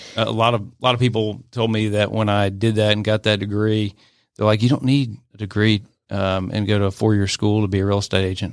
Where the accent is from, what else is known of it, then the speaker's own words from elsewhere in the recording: Atlanta, Georgia, United States; I grew up in the Atlanta area. I'm an Atlanta native